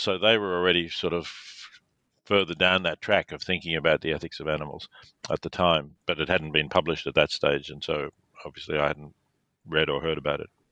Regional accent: Melbourne, Victoria, Australia; I was born in Melbourne, Australia.

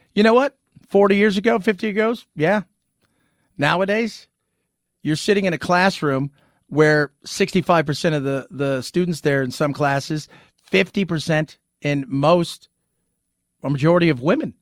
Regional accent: Southern California, United States; I was born in Southern California

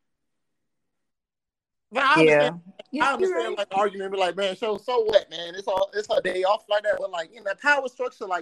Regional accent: South Florida, United States; growing up in South Florida

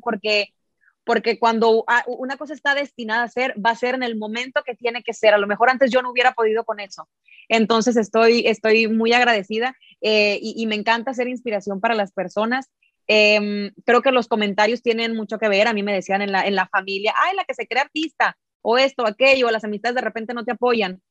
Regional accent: Mexico; como buena mexicana

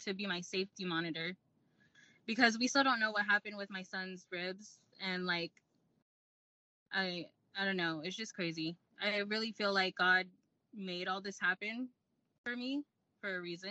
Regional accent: Lakewood, California, United States; moved away; we're from Lakewood, California

